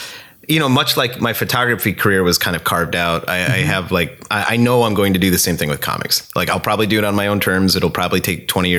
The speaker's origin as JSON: {"language": "English", "town": "Scranton", "region": "Pennsylvania", "country": "United States", "tie": "born or raised there", "moved": "yes", "said": "I grew up in Scranton, Pennsylvania. It's a shitty, depressing coal mining town. There used to be a lot of old money there."}